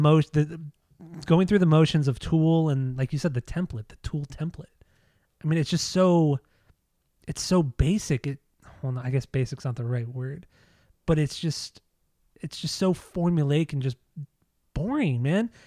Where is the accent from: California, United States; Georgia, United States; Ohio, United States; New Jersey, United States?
California, United States; Southern; growing up in Southern California, listening to K-Rock